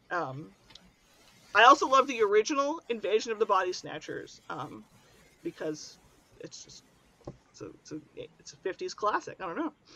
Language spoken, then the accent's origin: English; Pittsburgh, Pennsylvania, United States; I'm from Pittsburgh and I am very near the origin of modern zombieism